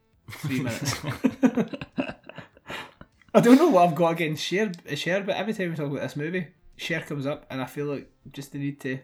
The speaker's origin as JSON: {"language": "English", "region": "Scotland", "country": "United Kingdom", "said": "We're Scottish."}